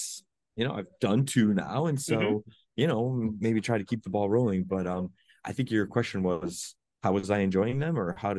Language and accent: English; Ohio, United States; moved away; I'm from Ohio originally.